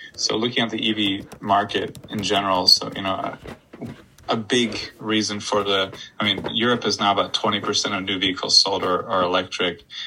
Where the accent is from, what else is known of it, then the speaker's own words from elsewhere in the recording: Florida, United States; moved away as an adult; also born or lived in Poland; I'm from Florida